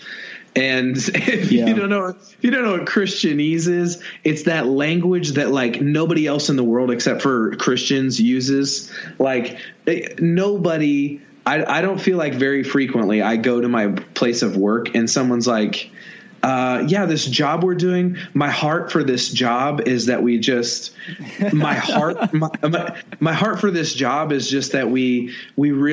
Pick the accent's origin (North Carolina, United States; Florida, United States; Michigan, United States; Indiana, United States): Indiana, United States; I'm from Indiana. I was raised behind a cornfield